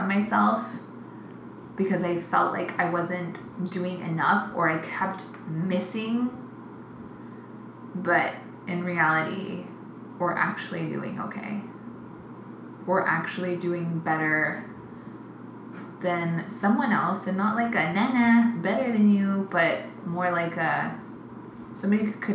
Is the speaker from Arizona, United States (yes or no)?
yes; Phoenix, Arizona, United States; I'm proudly from South Phoenix